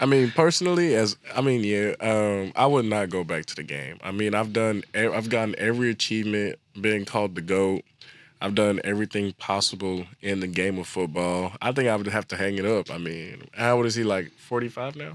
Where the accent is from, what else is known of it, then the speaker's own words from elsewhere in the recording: Dallas, Texas, United States; I'm from Dallas